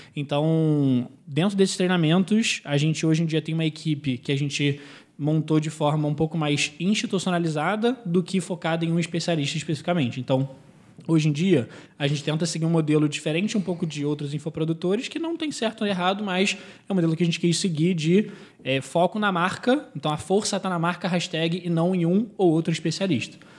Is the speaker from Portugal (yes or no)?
no; Israel; now in Brazil; eu sou israelense